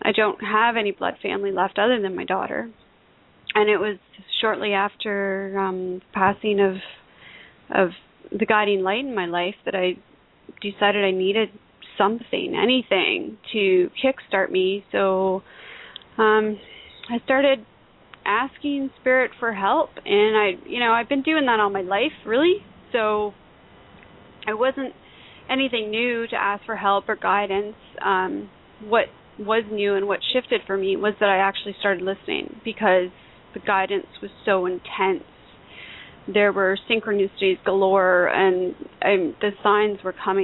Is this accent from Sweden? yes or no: no; Canada; I'm a Canadian author.